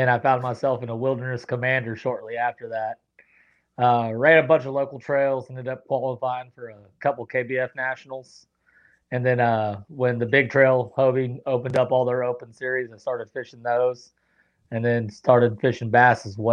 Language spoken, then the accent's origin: English; Fort Worth, Texas, United States